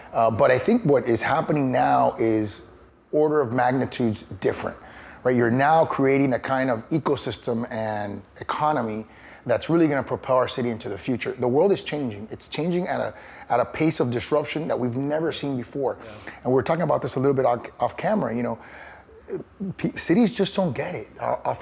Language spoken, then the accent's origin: English; Miami, Florida, United States; My dad was mayor in 1985 of Miami, and I grew up sort of in the Reagan years